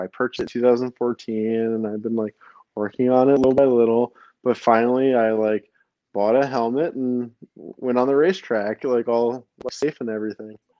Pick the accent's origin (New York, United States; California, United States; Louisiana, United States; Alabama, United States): New York, United States; New York City; also born or lived in New Jersey; I was born in Brooklyn, uh, New York